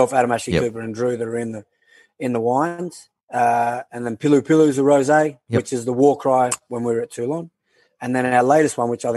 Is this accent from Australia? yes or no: yes; Canberra, Australian Capital Territory, Australia; I'm from Canberra